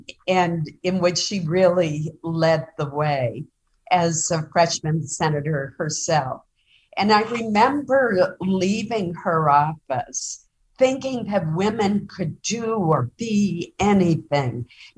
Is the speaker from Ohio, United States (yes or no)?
no; Caribou, Maine, United States; my hometown of Caribou, which is up in northern Maine, very close to the Canadian border.